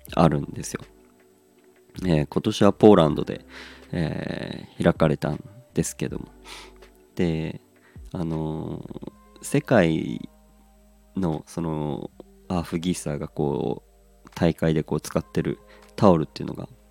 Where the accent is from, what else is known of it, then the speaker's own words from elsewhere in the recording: Hirosaki, Aomori, Japan; moved away; 僕はまあ出身青森の中でも弘前ってところなんですけど